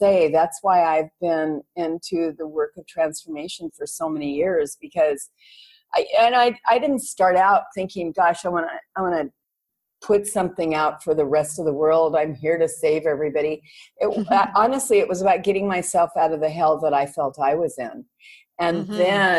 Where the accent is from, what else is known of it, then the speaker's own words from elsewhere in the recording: Los Angeles, California, United States; now in Koh Phangan, Thailand; I'm a Valley girl and brought up in the San Fernando Valley in California